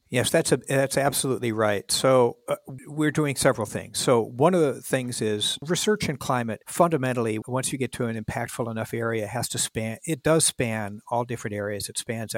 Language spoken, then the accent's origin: English; Minneapolis, Minnesota, United States; moved away as an adult; I grew up in Minneapolis